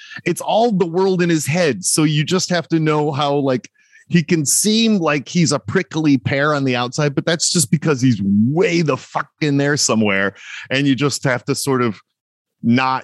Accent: Detroit, Michigan, United States; moved away; also born or lived in New York; I grew up in Detroit and then from there moved to New York

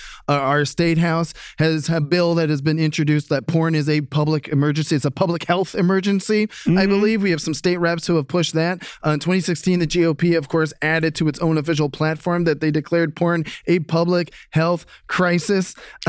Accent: Ohio, United States; in my home state of Ohio.

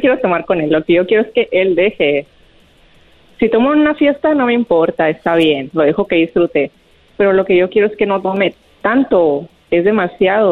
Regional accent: Sonora, Mexico; moved away; soy de Sonora

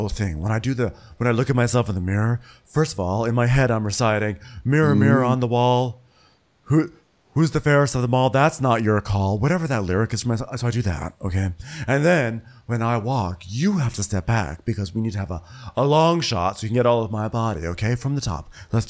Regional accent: Berlin, Connecticut, United States; I'm from the European part of Berlin, Connecticut, because it is called Berlin

